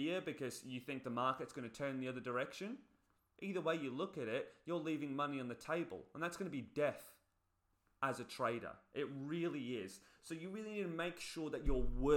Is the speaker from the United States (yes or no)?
no; England, United Kingdom; moved away; I come from England originally. Look at my people